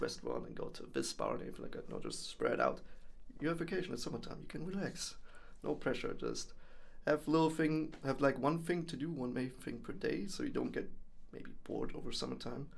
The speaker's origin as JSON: {"language": "English", "country": "Germany", "tie": "born or raised there", "moved": "as an adult", "lives_now": "Netherlands", "said": "born and raised in Germany, came over here to the Netherlands uh, four years ago"}